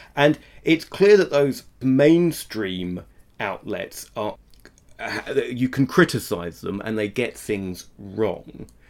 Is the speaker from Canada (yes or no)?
no; England, United Kingdom; I'm English